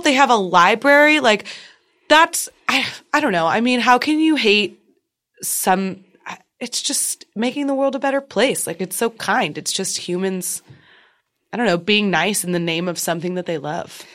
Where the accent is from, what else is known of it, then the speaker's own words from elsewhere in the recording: Austin, Texas, United States; I'm originally from Texas